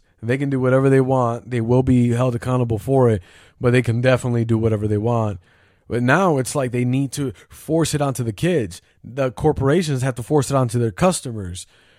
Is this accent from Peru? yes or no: no; the Bible Belt, United States; I grew up in a Christian home. I grew up in the Bible Belt and whatever.